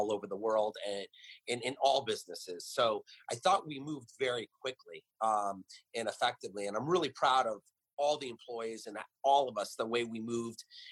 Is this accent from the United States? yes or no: yes; Los Angeles, California, United States; moved away as an adult; now in New York, United States; growing up in Los Angeles